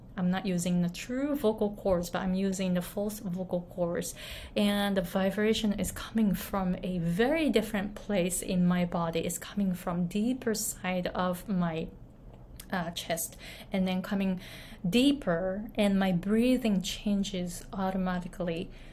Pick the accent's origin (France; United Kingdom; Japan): Japan; moved away; I grew up in Japan. I was born and raised in Japan.